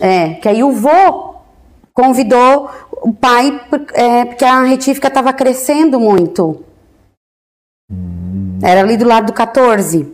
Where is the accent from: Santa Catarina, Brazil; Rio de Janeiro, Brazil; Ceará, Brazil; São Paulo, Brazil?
Santa Catarina, Brazil; Orleans; also born or lived in Florianópolis / Imbituba; eu entrei aqui na quinta série